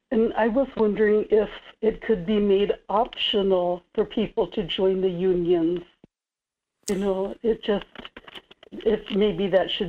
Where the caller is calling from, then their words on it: Kodiak, Alaska, United States; in Kodiak.